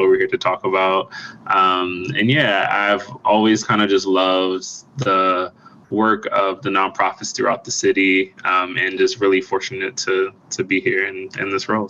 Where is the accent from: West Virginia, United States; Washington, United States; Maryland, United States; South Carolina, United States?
Maryland, United States; Baltimore; I'm originally from Baltimore.